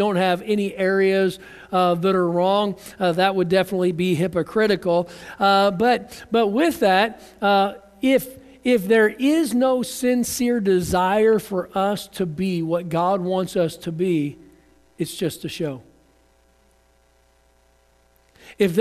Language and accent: English; United States; I'm an American